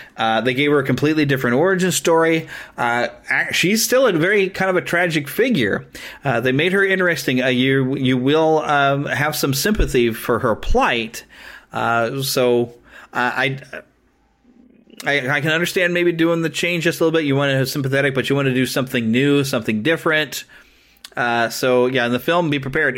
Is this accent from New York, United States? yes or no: no; Missouri, United States; here in my home state in Missouri at Marceline